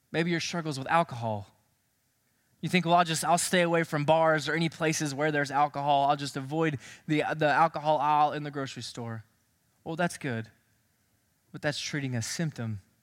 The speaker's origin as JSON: {"language": "English", "town": "Knoxville", "region": "Tennessee", "country": "United States", "tie": "born or raised there", "said": "I grew up in Knoxville, Tennessee"}